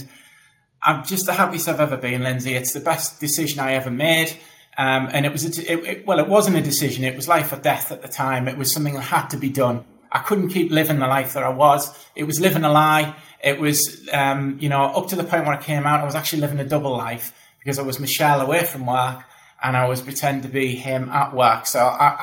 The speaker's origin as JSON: {"language": "English", "area": "the Northeast", "region": "North East England", "country": "United Kingdom", "said": "you might know from the accent, I'm from the Northeast as well."}